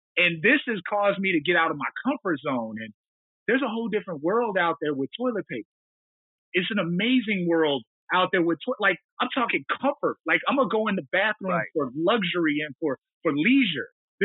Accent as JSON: {"language": "English", "region": "Montana", "country": "United States", "said": "I come from the Blackfeet people, those tall, brilliant, modest, and suspiciously good people, good looking people from the Northern Plains, directly south of what is now known as the Canadian border"}